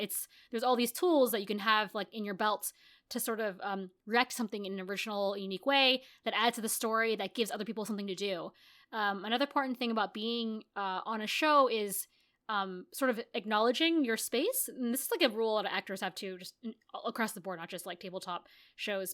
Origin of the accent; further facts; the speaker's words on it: United States; also born or lived in Japan / Los Angeles; I'm American, I grew up in America, uh, even though I'm Asian